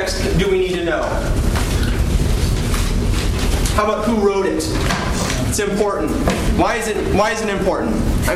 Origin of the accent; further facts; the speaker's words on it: California, United States; I'm from California